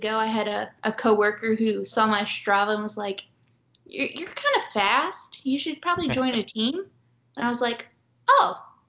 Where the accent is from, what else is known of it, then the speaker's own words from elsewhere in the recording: O'Fallon, Missouri, United States; now in Columbia, United States; Well, all over kind of, but went to high school in O'Fallon, Missouri.